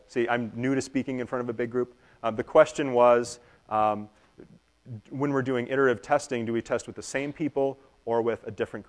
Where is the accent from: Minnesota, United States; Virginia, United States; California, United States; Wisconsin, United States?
Minnesota, United States; We are from Minnesota